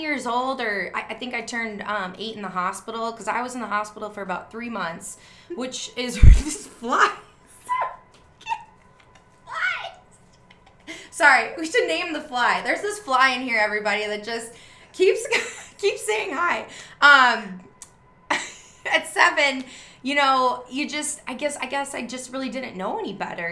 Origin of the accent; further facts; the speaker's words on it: Wisconsin, United States; growing up as a kid, I grew up in Wisconsin